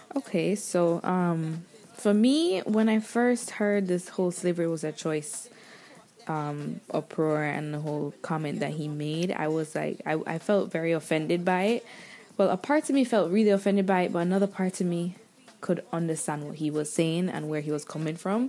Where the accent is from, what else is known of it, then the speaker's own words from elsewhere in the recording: Jamaica; moved away; growing up where I grew up in Jamaica and learning the things I learned in school there